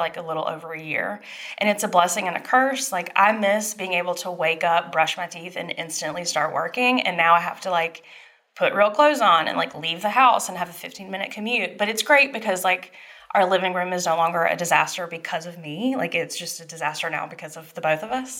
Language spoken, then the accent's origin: English; Dublin, Georgia, United States; moved away; my hometown. So I'm from Dublin, Georgia.